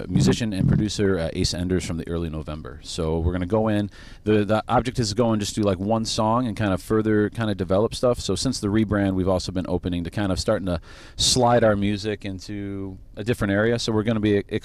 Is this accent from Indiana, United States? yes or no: yes; Crown Point, Indiana, United States; we're from Crown Point, Indiana